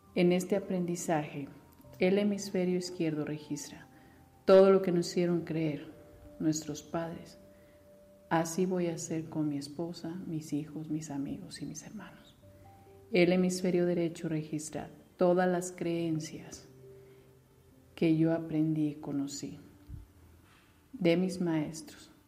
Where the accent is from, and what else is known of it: Mexico